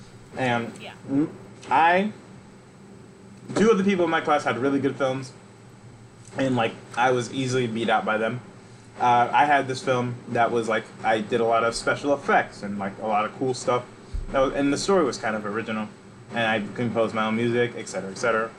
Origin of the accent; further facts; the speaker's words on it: Georgia, United States; North Georgia.